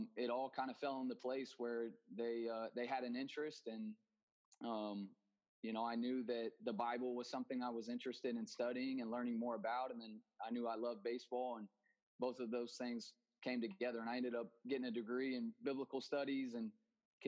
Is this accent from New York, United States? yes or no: no; Denton, Texas, United States; moved away as an adult; now in Dominican Republic; I grew up in Denton, Texas, just north of Dallas.